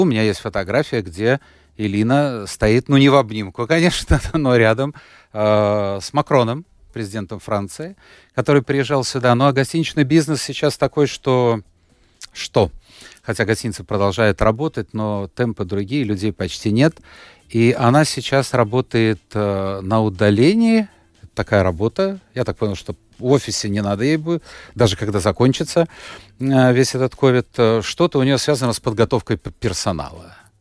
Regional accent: Latvia; начальная школа была четыре года. Я учился в латышской, а потом перевели в русскую

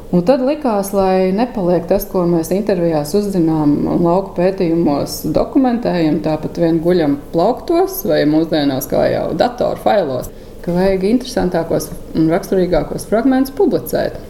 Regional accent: Inčukalns, Vidzeme, Latvia; also born or lived in Sigulda / Jelgava; now in Murjāņi, Latvia; It kā es esmu no Incēm, bet arī tā identitāte man cieši saistīta ar Sigūdu. Gan tāpēc, ka es tur esmu slimnīcā dzimis

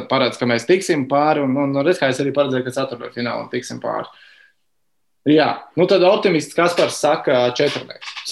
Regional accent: Sigulda, Sigulda Municipality, Latvia; Tiem, klausī, tiem kas klausās, esmu no Siguldas.

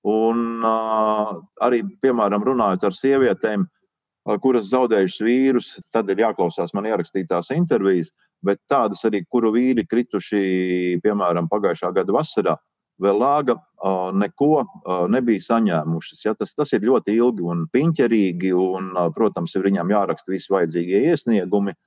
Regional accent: Latvia; Volunteer iz Latviju, Un tā, tā ir caurlaide, kad tiek dzirdams mans akcents

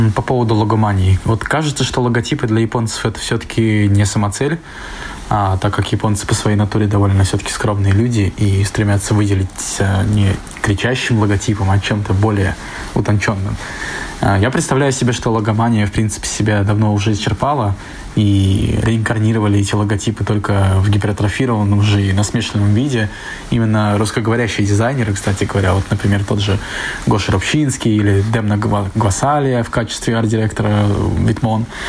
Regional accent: Saint Petersburg, Russia; moved away as an adult; now in Tokyo, Japan; я из Санкт-Петербурга. И в Японию я переехал где-то два года назад, живу в Токио

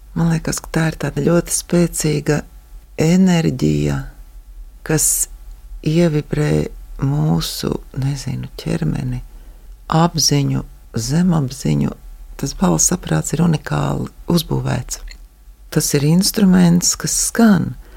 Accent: Kurzeme, Latvia; also born or lived in Ventspils; now in Ēdole, Latvia; es esmu kurzemniece

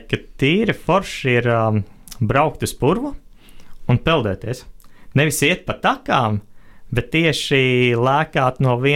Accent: Latvia; es esmu otrais no Latvijas

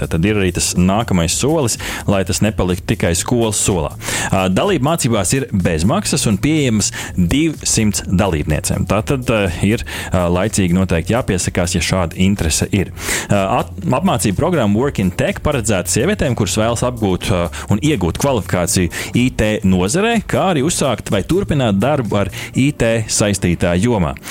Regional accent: Sigulda, Sigulda Municipality, Latvia; es dzimu Siguldā

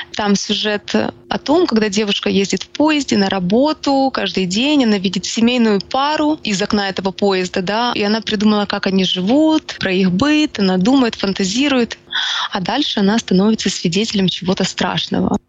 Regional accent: Ukraine; Я украинка

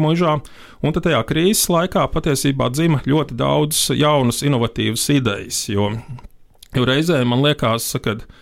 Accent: Valmiera, Latvia; moved away; Valmjerā, kas ir nu, mana dzimtā pilsēta

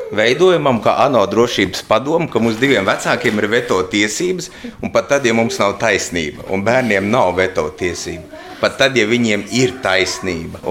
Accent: Suntaži Parish, Ogre Municipality, Latvia; now in Cēsis, Latvia; es dzīvoju laukos, es uzaugu Suntežu pagastā.

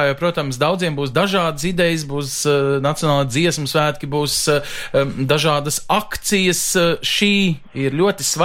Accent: Latvia; Mēs esam latvieši un lepni. Mums galu galā pieder šī valsts.

